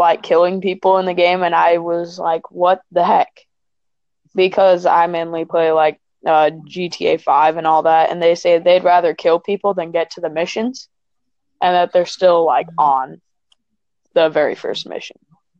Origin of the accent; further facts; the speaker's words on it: California, United States; I am from California.